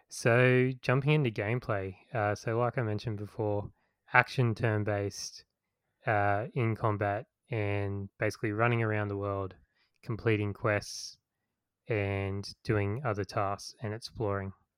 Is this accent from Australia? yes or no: yes; Australia; growing up in Australia